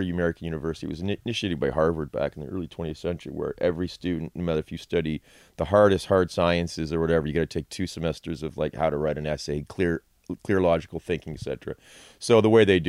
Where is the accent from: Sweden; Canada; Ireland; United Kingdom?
Canada; Chatham, Ontario; moved away as an adult; also born or lived in Texas; now in Toronto, Canada; I grew up in Chatham, went to high school there and then went to U of T